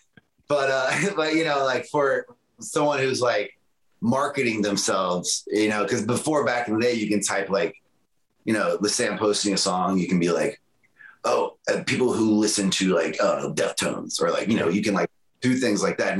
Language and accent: English; Florida, United States; I'm from Florida